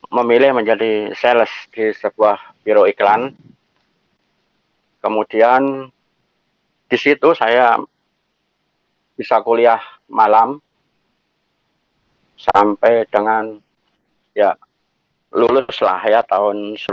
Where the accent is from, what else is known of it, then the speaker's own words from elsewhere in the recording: Madiun, East Java, Indonesia; now in Jakarta, Indonesia; Saya perantau, saya asli Madiun.